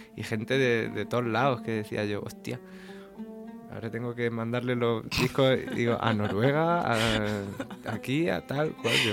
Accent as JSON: {"language": "Spanish", "town": "Águilas", "region": "Region of Murcia", "country": "Spain", "tie": "born or raised there", "moved": "yes", "said": "Águilas, que es mi pueblo"}